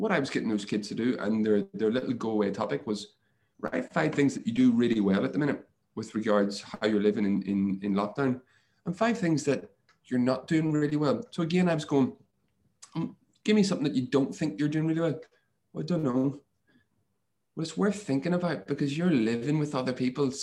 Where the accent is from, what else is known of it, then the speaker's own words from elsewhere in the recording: Northern Ireland, United Kingdom; moved away as an adult; also born or lived in Montpellier, France; when I grew up in Ireland, in Northern Ireland, physical contact wasn't the thing that we did